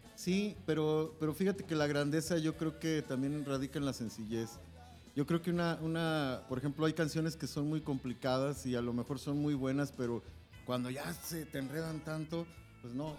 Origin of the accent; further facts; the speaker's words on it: Mexico; como mexicanos